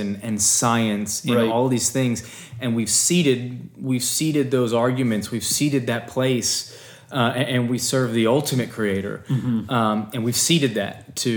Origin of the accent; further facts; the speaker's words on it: Philadelphia, Pennsylvania, United States; growing up in Philadelphia